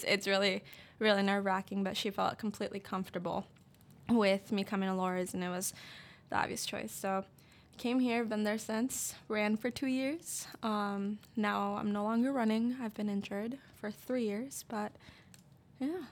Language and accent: English; West Liberty, Iowa, United States; I am from West Liberty, Iowa.